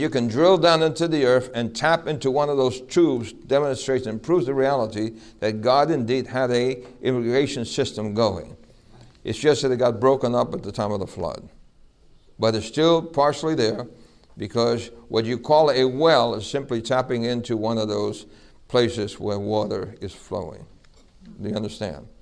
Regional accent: New York City, New York, United States; when I was a little boy growing up in New York City

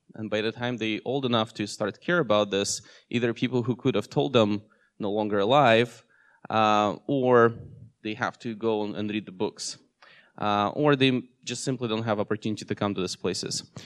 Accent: Russia; also born or lived in Seattle area, United States; now in Seattle, United States; I was born in Russia, and uh, in 2008, I moved with my family here in US

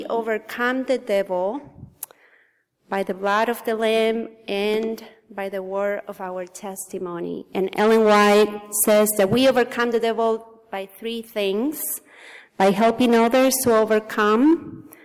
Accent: Argentina; English is a second language; moved away; I was born in Argentina in a very, very small town of 120 people.

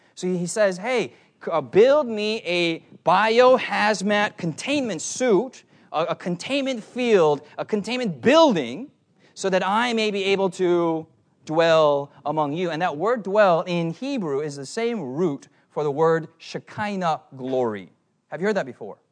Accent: United States; I'm an American

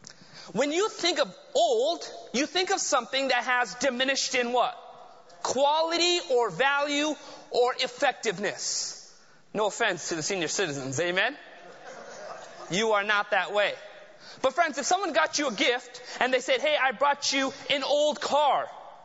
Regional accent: Southern California, United States; I grew up down in Southern California.

